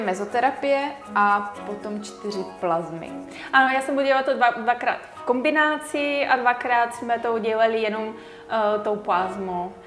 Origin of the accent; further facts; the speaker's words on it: Bulgaria; Czech is a second language; moved away as an adult; now in Czech Republic; já jsem původem z Bulharska, asi už to cítí, že nejsem rodinným Čech